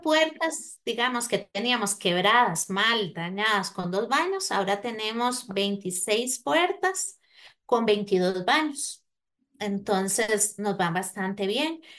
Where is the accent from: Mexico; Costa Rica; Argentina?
Costa Rica; moved away; soy de Costa Rica